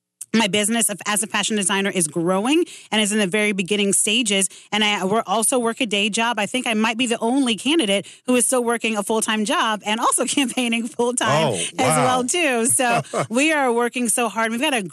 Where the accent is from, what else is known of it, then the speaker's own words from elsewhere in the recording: Chesterfield County, Virginia, United States; also born or lived in Brooklyn, New York; And growing up in Chesterfield County in the 4th District for forever